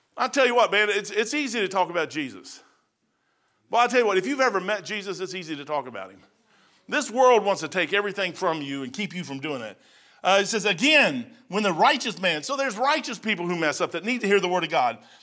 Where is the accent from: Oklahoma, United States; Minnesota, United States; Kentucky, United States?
Kentucky, United States; I'm from Kentucky